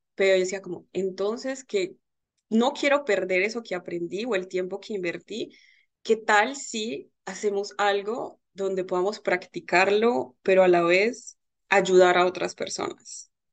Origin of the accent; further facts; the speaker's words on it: Colombia; moved away as an adult; now in France; soy diseñadora gráfica, soy colombiana